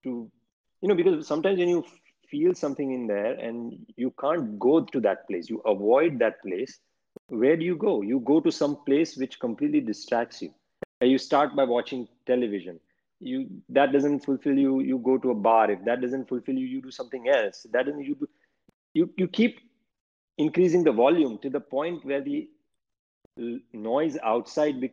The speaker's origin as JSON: {"language": "English", "region": "Gujarat", "country": "India", "tie": "born or raised there", "moved": "as an adult", "lives_now": "New York, United States", "said": "I grew up in India"}